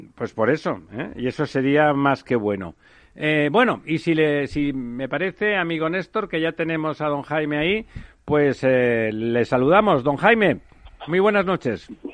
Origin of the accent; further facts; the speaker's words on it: Catalonia, Spain; yo soy catalán